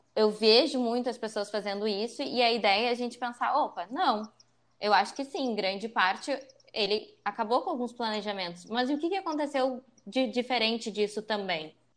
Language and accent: Portuguese; Porto Alegre, Rio Grande do Sul, Brazil; Eu sou uma pessoa que nasci em Porto Alegre, passei praticamente toda a minha vida em Porto Alegre.